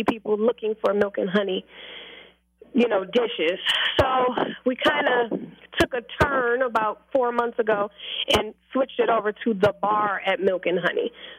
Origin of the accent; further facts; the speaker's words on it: Milwaukee, Wisconsin, United States; I'm from Milwaukee, Wisconsin, teenage mother.